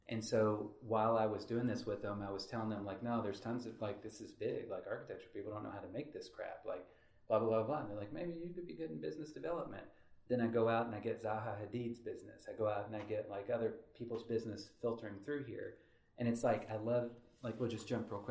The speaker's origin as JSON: {"language": "English", "town": "Henderson", "region": "Kentucky", "country": "United States", "tie": "born or raised there", "said": "where I grew up in Henderson"}